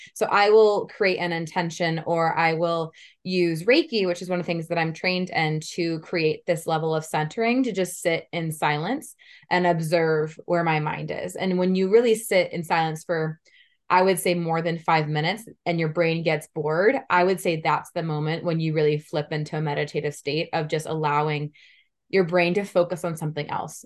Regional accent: Menlo Park, California, United States; also born or lived in Palo Alto, California; So I was born in Palo Alto, California. I grew up in Menlo Park, so I'm from the Silicon Valley, the Bay Area

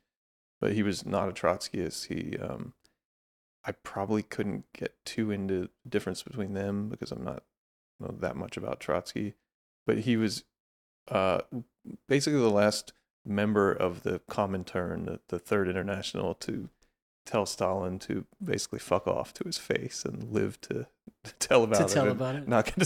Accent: Pennsylvania, United States; now in Los Angeles, United States; Yeah, it was kind of in the process of turning from like a lot of Mennonite farms where I grew up to kind of sprawl of Philadelphia by the time I left.

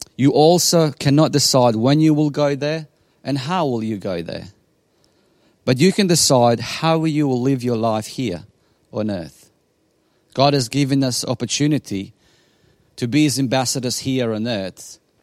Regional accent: Bosnia & Herzegovina; English is a second language; now in Australia; I come from Bosnia in ninety-six as a refugee

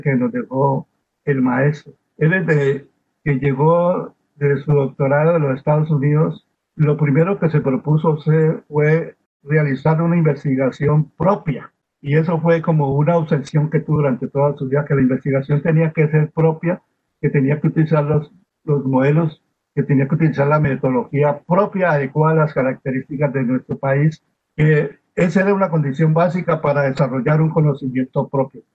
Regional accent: Colombia; lo que somos los colombianos

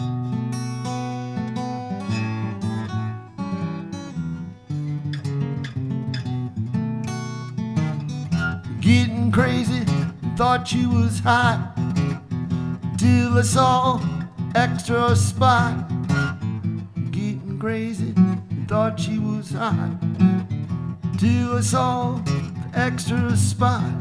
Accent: upstate New York, United States; moved away as an adult; now in Ogden, United States; I'm originally from upstate New York

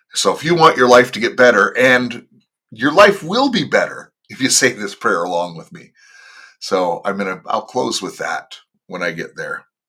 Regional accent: Los Angeles, California, United States; moved away as an adult; now in Toronto, Canada; I was born and raised in the Los Angeles area

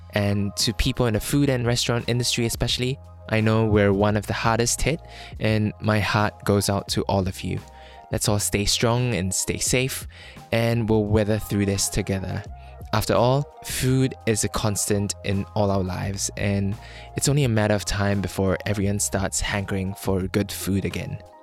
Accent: Malaysia; When I was a kid growing up in Malaysia

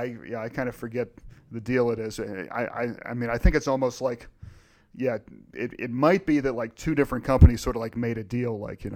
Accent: East Coast, United States; I mean, you know, I grew up on the East Coast, and so you know, we had Hardee's

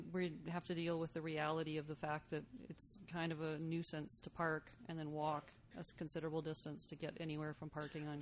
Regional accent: Saskatoon, Saskatchewan, Canada; now in Lethbridge, Canada; I grew up in Saskatoon

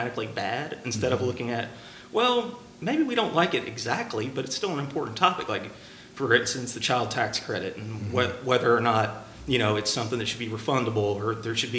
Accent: Louisville, Kentucky, United States; moved away as an adult; now in North Carolina, United States; I grew up in Louisville, Kentucky, and got here as quick as I could when I went to college at Carolina.

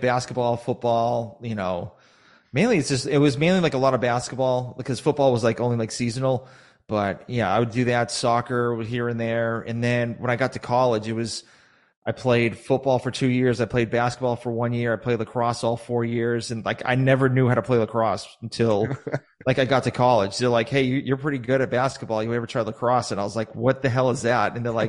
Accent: Sharon, Massachusetts, United States; So I was originally from Massachusetts. I used to live in this very small town. Now it's actually pretty big now, called Sharon, Massachusetts.

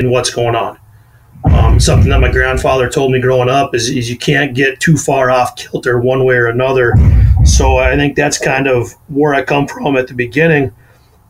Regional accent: North Dakota, United States; also born or lived in Colorado; I'm originally from the area here in North Dakota with my wonderful accent.

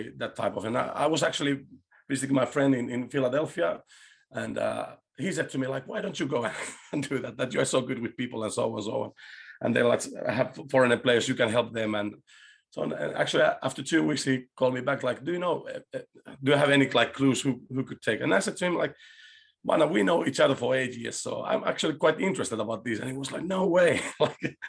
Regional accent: Chile; English is a second language; now in Finland; I was born in Chile and my father was an ex-football player, a goalkeeper

